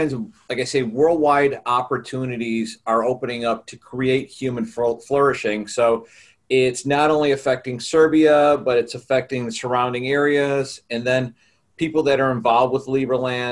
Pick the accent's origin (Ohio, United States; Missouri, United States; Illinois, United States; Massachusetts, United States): Illinois, United States; Chicago; I'm from Chicago, Illinois in the U.S.